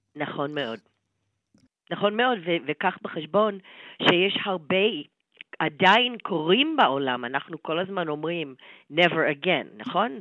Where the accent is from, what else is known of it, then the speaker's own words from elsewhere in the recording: United States; בתור אמריקאית